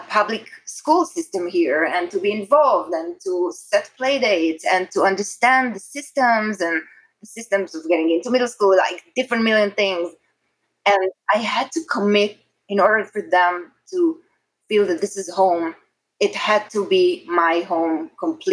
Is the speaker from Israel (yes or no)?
yes; Israel; accent: Israeli; English is a second language; moved away as an adult; now in New York City, United States; I'm very Israeli. It's very obvious with my accent and my behavior